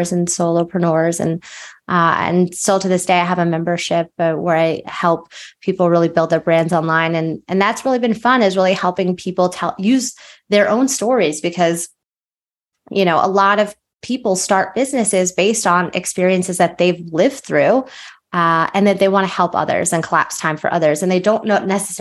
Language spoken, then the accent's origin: English; outside of Philadelphia, Pennsylvania, United States; moved away as an adult; also born or lived in New Jersey; I grew up outside of Philadelphia